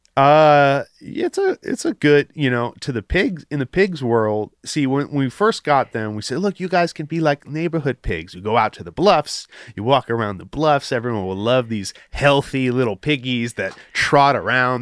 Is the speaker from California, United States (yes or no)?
yes; Los Angeles, California, United States; I'm from the Palisades